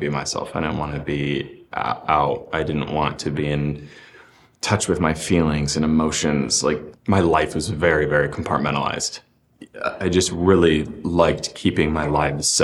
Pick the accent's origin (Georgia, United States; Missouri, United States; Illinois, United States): Illinois, United States; I grew up in Illinois and there wasn't a lot of queer representation